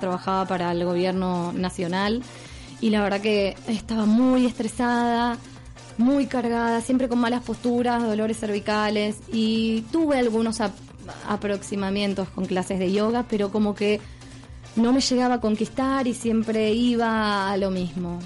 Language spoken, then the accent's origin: Spanish; Argentina; accent: español argentino; moved away as an adult; now in Mallorca, Spain; soy de Argentina y estoy radicada aquí en la isla hace un año.